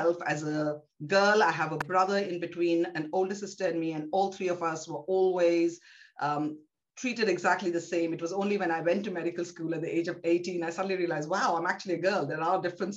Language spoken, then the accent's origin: English; Kolkata, West Bengal, India; also born or lived in South India; I'm South Indian by birth, but actually grew up in Calcutta, or Kolkata as it is known.